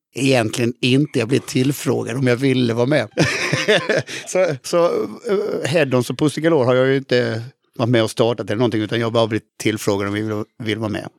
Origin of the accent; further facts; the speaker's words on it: Halmstad, Halland County, Sweden; jag kommer ju från Halmstad